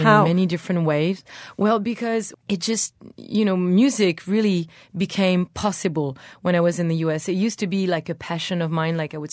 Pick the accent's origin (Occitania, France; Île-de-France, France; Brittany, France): Brittany, France; born or raised there; English is a second language